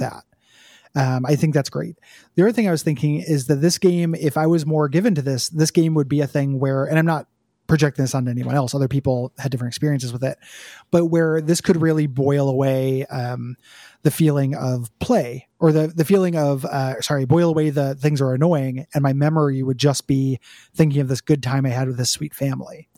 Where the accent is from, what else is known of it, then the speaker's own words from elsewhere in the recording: United States; I was born in America